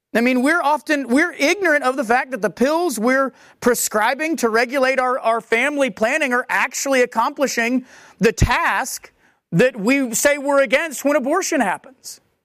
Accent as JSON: {"language": "English", "country": "United States", "said": "as American Christians"}